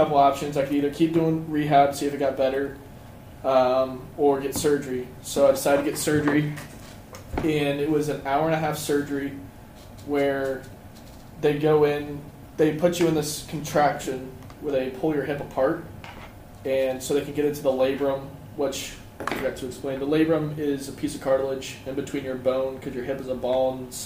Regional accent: Hilliard, Ohio, United States; I'm from Hilliard, Ohio, about 30 minutes south of here

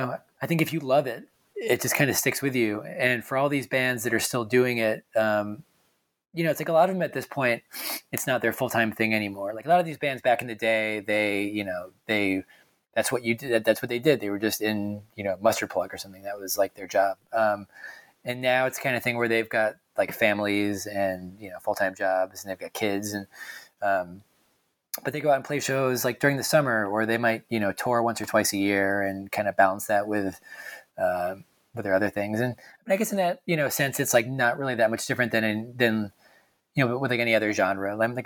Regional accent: Hartford, Connecticut, United States; from just outside of Hartford, and so, you know, … was sort of like the big band in my home state growing up.

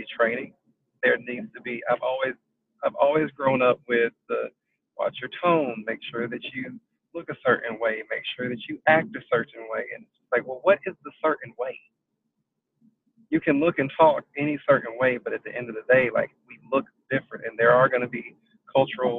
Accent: South Carolina, United States; I am from South Carolina

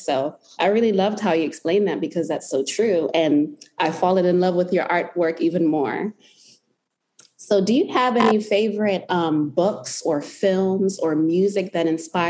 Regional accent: Zimbabwe; where my culture, I come from Zimbabwe, and we're very heavy on eye contact or interaction with communicating through eyes.

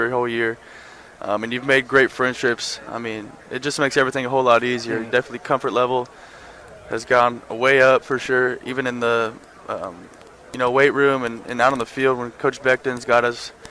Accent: Texas, United States; growing up in Texas

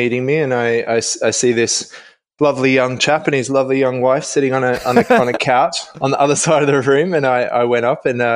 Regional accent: Melbourne, Victoria, Australia; moved away as an adult; now in London, United Kingdom; I'm from Melbourne

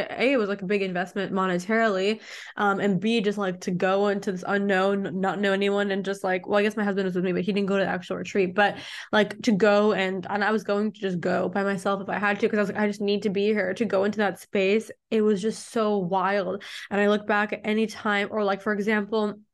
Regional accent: Mexico; I'm already from Mexico. And I was like, I'm going back to Mexico, right?

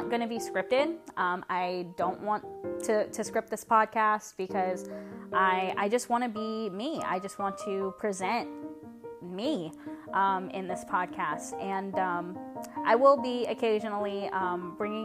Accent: Louisiana, United States; I'm from Louisiana

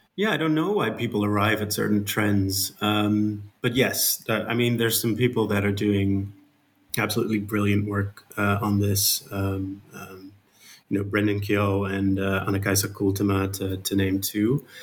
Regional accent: Netherlands; accent: Dutch; English is a second language; I'm Dutch, as you can hear from my um, my uh, my accent

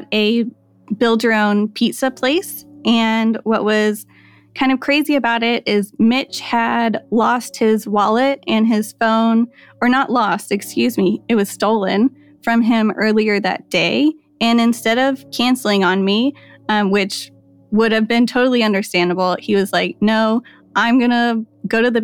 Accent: Birmingham, Alabama, United States; I'm from Birmingham, Alabama

